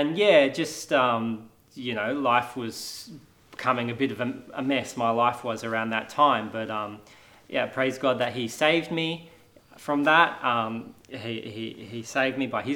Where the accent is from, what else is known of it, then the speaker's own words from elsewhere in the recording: Australia; I grew up here in Australia